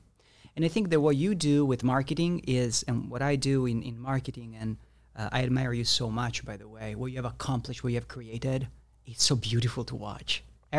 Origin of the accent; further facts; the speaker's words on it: Italy; I'm from Italy.